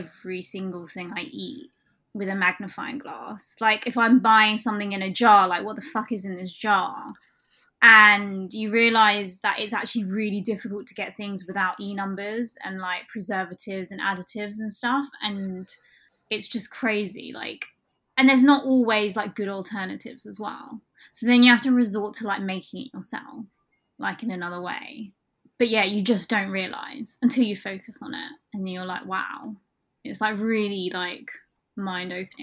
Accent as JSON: {"language": "English", "area": "Surrey", "region": "South East England", "country": "United Kingdom", "tie": "born or raised there", "also_born_or_lived": "Hong Kong", "first_language": "Cantonese", "second_language": "English", "lives_now": "London, United Kingdom", "said": "just moved to Surrey, where I kind of grew up and went to university and then started working."}